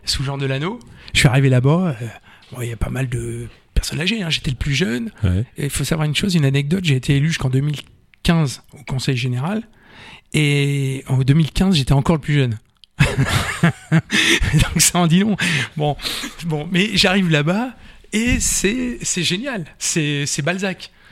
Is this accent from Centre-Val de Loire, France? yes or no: yes; Tours, Centre-Val de Loire, France; born or raised there; also born or lived in Vendôme